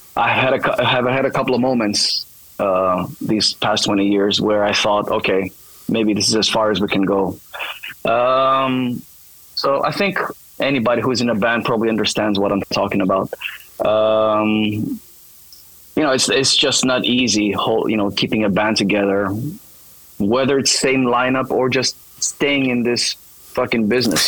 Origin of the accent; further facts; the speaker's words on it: Thessaloniki, Central Macedonia, Greece; English is a second language; I'm born and raised here in Thessaloniki, so it's kind of cool to return to my hometown